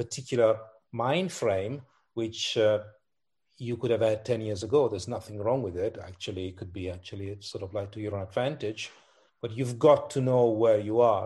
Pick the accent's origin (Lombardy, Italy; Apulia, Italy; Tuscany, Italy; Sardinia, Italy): Lombardy, Italy; Milan; moved away; I was born in Milan in Italy